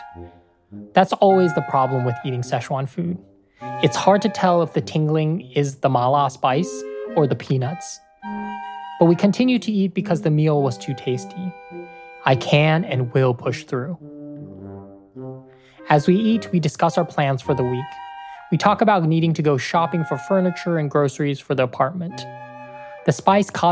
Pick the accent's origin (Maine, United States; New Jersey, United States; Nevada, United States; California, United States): California, United States; Oakland; moved away as an adult; also born or lived in San Francisco; now in Iowa City, United States; I didn't even have this kind of hookup in Oakland, and I grew up there